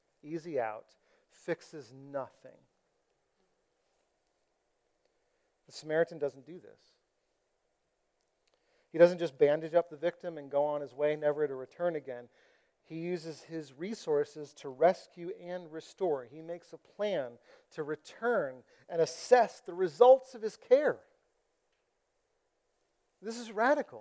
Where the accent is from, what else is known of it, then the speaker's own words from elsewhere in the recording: United States; I've been discipled as an American